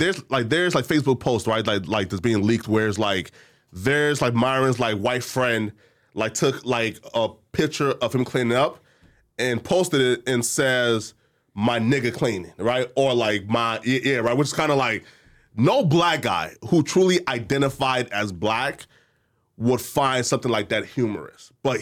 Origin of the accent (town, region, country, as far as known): Liberia